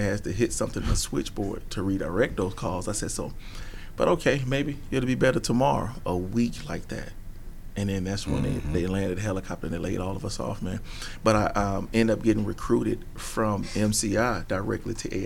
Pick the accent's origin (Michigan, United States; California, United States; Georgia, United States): Georgia, United States; Atlanta; growing up in the streets of Atlanta